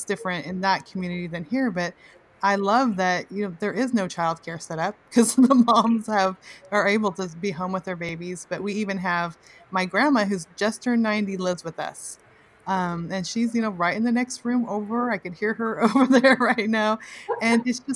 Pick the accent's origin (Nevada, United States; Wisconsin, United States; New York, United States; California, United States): California, United States; I grew up in California, but we lived close to my grandma